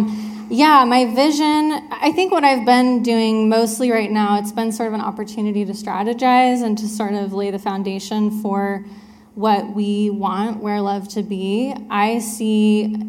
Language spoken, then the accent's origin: English; Richland, Washington, United States; also born or lived in Spokane, Washington / Alaska; I grew up here in Richland, Washington